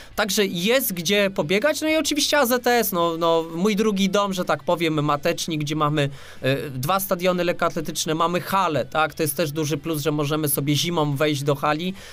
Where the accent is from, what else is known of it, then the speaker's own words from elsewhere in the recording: Łódź, Łódź Voivodeship, Poland; jestem z Łodzi